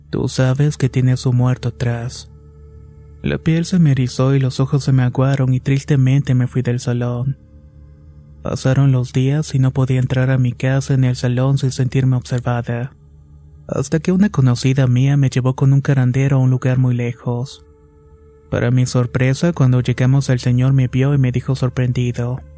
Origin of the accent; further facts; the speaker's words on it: Mao, Valverde, Dominican Republic; Soy de Mao, República Dominicana, y anteriormente no era creyente de la brujería.